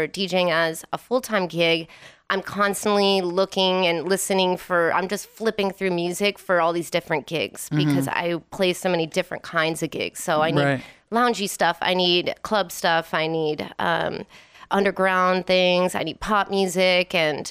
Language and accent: English; Wisconsin, United States; now in Las Vegas, United States; Yeah, I'm originally from Wisconsin.